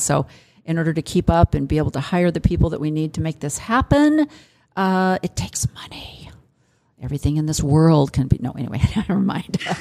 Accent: Illinois, United States; growing up in Illinois

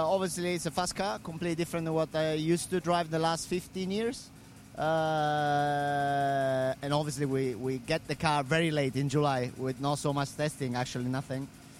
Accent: Rome, Lazio, Italy; I'm coming from Rome. It's a big city with so much traffic

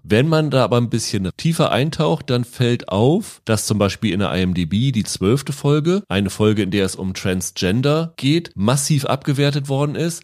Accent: Lower Saxony, Germany; Ich bin ja in Niedersachsen aufgewachsen

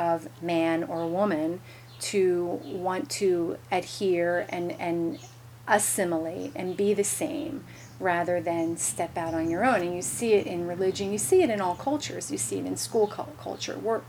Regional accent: Philadelphia, Pennsylvania, United States; I grew up in Philadelphia

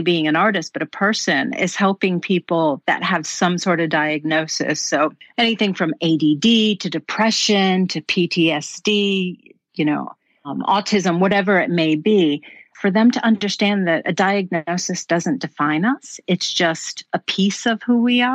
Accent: Florida, United States; moved away as an adult; also born or lived in New York; now in Stockholm, Sweden; I'm from Florida, born in New York, raised in Florida, and I moved to Sweden about 20 years ago

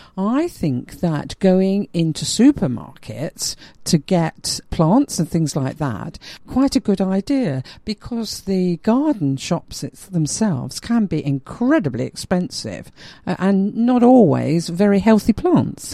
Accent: London, United Kingdom; me being a Londoner

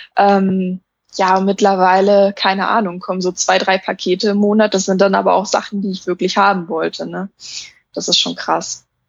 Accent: Saxony-Anhalt, Germany; moved away as an adult; ich komme ursprünglich nämlich aus Sachsen-Anhalt

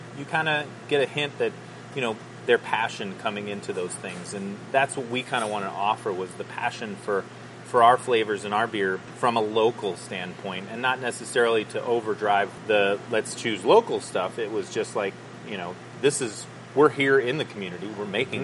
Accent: Boulder, Colorado, United States; So both of us are Boulder natives, born and raised there

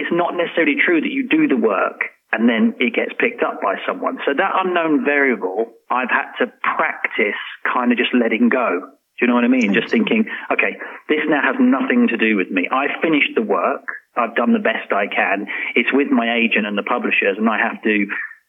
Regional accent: London, United Kingdom; now in Oman; I'm a Londoner

